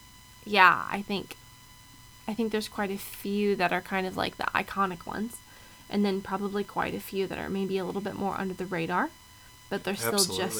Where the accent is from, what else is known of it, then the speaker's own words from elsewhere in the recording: Southern Oregon, United States; But for me, growing up in Southern Oregon